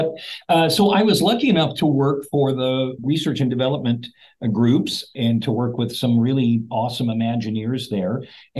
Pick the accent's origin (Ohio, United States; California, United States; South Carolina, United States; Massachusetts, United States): California, United States; Central Valley of; moved away as an adult; now in Charlotte, United States; I grew up in the Central Valley of California.